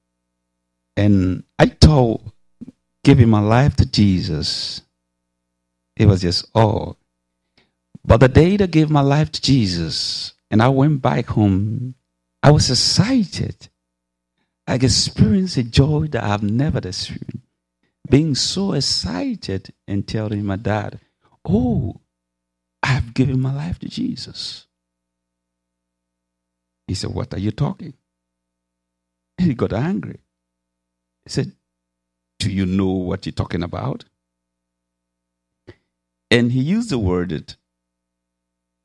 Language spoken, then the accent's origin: English; Liberia; I'm from Liberia, West Africa.